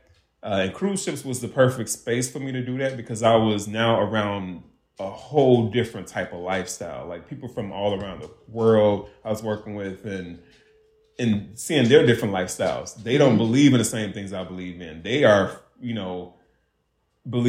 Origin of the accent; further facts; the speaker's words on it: Hopkins, United States; moved away; I'm from Hopkins